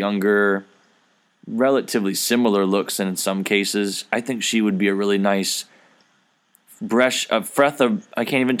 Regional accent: Midwest, United States; I'm a Midwesterner myself

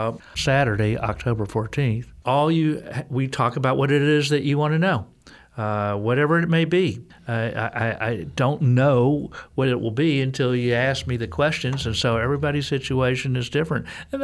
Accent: Texas, United States; As a Texan, I say the names.

